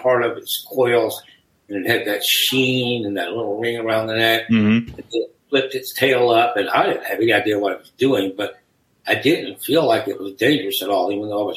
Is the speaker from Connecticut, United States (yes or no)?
no; Marianna, Florida, United States; I was born in Marietta, Florida, North Florida, in 1949